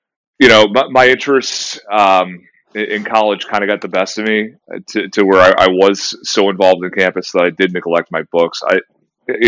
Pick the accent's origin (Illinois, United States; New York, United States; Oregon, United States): Illinois, United States; Lake Zurich; I grew up in Lake Zurich, Illinois, so about 45 minutes north of Chicago